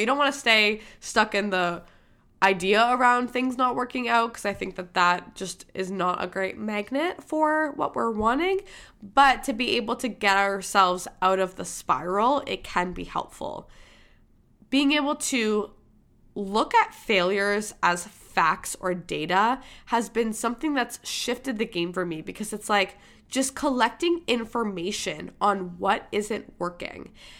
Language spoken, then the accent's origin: English; Michigan, United States; born there; accent: Boston; I had a Boston accent. I was born in Michigan, and for whatever reason, I picked up a Boston accent